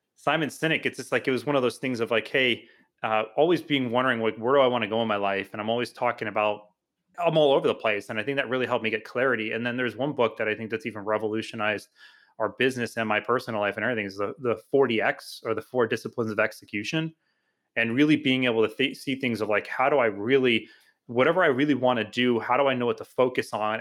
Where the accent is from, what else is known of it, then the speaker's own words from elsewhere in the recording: Homosassa, Florida, United States; also born or lived in New Jersey; I grew up in a small town called Homosassa, Florida.